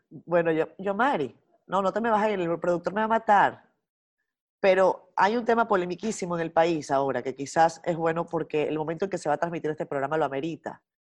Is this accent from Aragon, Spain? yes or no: no; La Rioja, Spain; moved away as an adult; also born or lived in Los Angeles; now in United States; soy de La Rioja